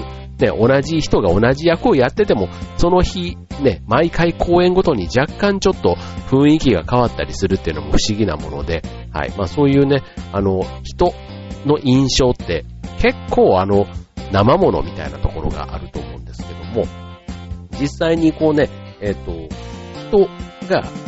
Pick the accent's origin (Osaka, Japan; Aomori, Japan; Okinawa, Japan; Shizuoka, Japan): Osaka, Japan; Kansai; moved away; 僕なんか関西、大阪から来た